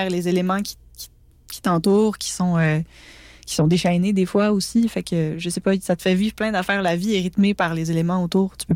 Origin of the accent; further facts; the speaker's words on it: Petite-Vallée, Quebec, Canada; fait que ben, chez nous, à Petite-Vallée même, on fait un lancement. Euh, donc pour les gens de la place, pour les gens qui m'ont entourée depuis que je suis tout petite